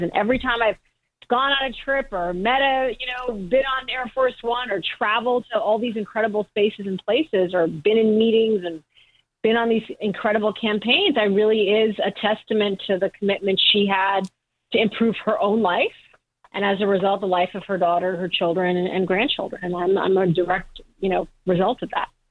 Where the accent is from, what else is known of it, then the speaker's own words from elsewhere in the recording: Michigan, United States; I was born in Michigan